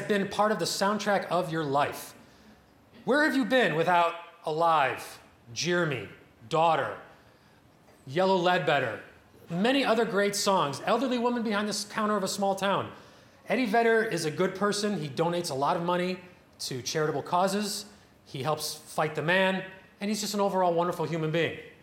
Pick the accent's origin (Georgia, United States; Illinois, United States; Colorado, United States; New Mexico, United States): Illinois, United States; Northbrook; I'm from Northbrook, Illinois